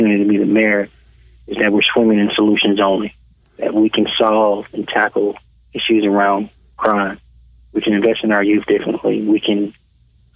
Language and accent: English; Birmingham, Alabama, United States; I was born and raised in Birmingham.